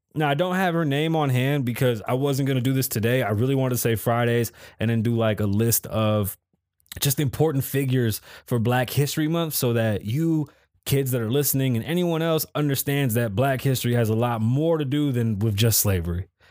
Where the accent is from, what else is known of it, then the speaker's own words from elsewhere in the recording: New York City, New York, United States; I'm from the Bronx